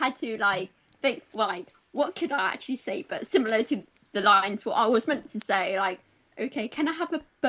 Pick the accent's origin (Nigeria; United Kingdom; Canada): United Kingdom; Paignton, South West England; I'm from Devon.